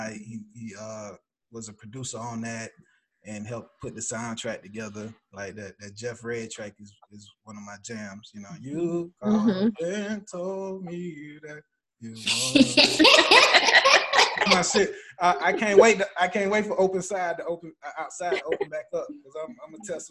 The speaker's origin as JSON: {"language": "English", "country": "Panama", "tie": "born or raised there", "moved": "yes", "said": "I was born in Panama, so I do have an island side to me."}